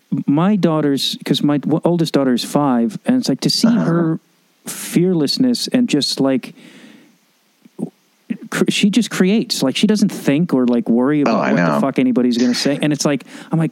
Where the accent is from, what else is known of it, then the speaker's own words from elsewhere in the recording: Chicago, Illinois, United States; Because I'm a Chicagoan.